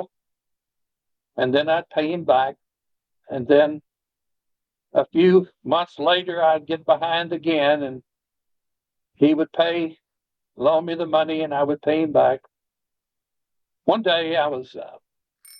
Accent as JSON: {"language": "English", "town": "Jackson", "region": "Tennessee", "country": "United States", "tie": "born or raised there", "also_born_or_lived": "Humboldt, Tennessee", "said": "we moved then that year from Jackson to Humboldt. I had been in the seventh grade."}